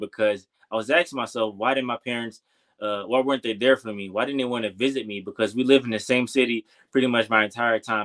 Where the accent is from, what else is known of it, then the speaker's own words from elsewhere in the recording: Detroit, Michigan, United States; moved away as an adult; I'm from Detroit, Michigan. If you don't know, growing up in Detroit, pretty much my entire life